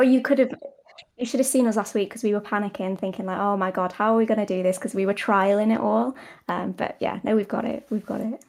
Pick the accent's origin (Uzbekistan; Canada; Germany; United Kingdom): United Kingdom; I'm British